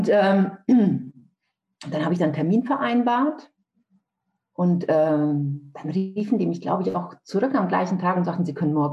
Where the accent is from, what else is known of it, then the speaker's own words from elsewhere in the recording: Nuremberg, Bavaria, Germany; ich komme aus Nürnberg, lebe aber mhm. jetzt hier in Niedersachsen.